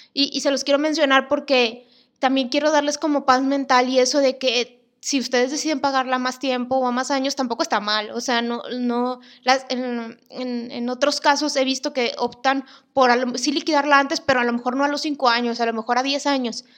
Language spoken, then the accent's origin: Spanish; Monterrey, Nuevo León, Mexico; soy de Monterrey